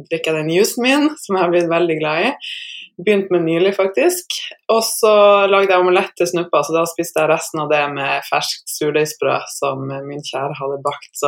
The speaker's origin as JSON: {"language": "Norwegian", "region": "Northern Norway", "country": "Norway", "said": "ja, jeg er en nordlending som eh, tidligere levde av å spille basket."}